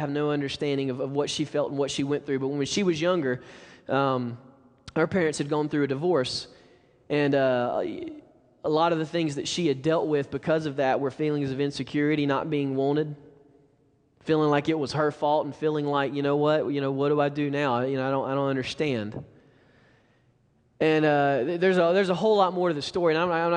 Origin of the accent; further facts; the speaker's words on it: Alabama, United States; moved away; We're from Alabama